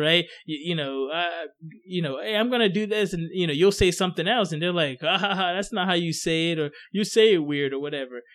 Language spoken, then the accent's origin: English; Coatesville, Pennsylvania, United States; also born or lived in Ghana; where I grew up in Coatesville, I mean, it was a mixture of everybody